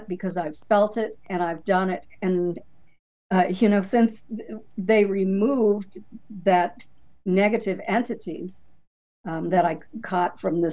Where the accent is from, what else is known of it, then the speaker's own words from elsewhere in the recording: New Hampshire, United States; now in Florida, United States; I grew up in New Hampshire